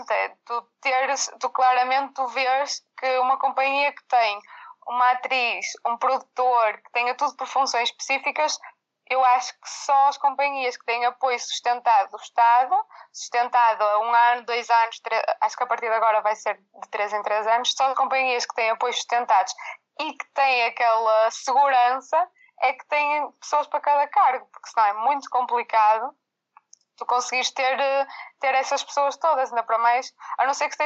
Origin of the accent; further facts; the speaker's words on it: Viana do Castelo, Portugal; Como nós somos de Viana, também tentávamos nos juntar mais em Viana para ensaiar